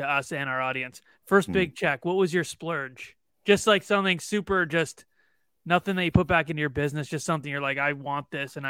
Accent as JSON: {"language": "English", "town": "Toronto", "region": "Ontario", "country": "Canada", "said": "Well, I'm from Toronto."}